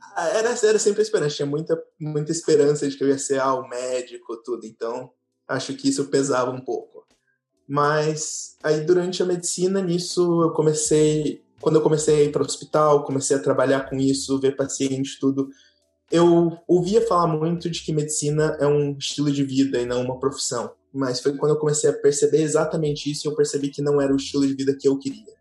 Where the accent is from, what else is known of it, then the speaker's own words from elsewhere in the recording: Tocantins, Brazil; also born or lived in Curitiba, Brazil / Germany; now in Hungary; nasci em Curitiba, cresci no Tocantins